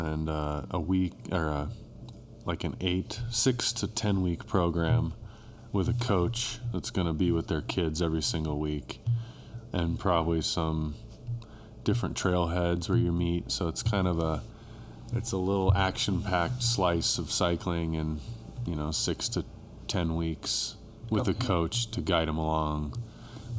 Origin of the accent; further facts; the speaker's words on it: Bend, Oregon, United States; moved away as an adult; now in Durango, United States; I'm from Bend, Oregon.